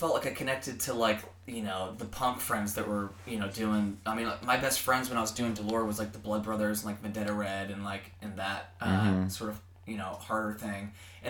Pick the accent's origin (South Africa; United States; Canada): United States; Seattle, Washington; moved away; also born or lived in the South (US); being born and raised in Seattle